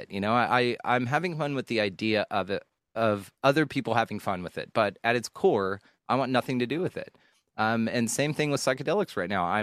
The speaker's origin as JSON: {"language": "English", "region": "the South", "country": "United States", "tie": "born or raised there", "said": "I was raised in the South. Everybody's ma'am if you're 6 years old, if you're six, you're yes ma'am, yes sir."}